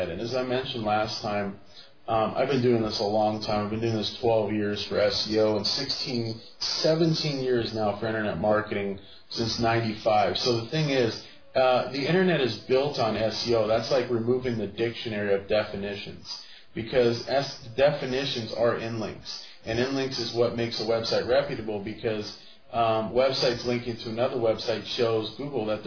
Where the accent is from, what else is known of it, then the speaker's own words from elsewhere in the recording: United States; now in Spain; I'm American.